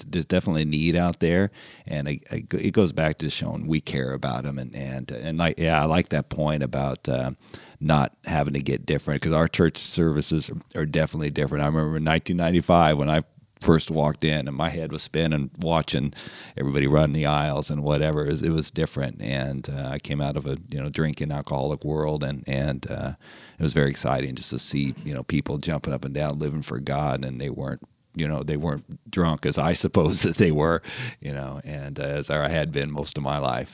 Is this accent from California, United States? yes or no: yes; California, United States; I'm born and raised in California